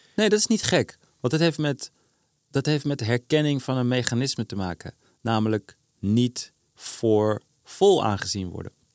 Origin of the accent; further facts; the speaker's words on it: Amsterdam, North Holland, Netherlands; ik voel me Amsterdammer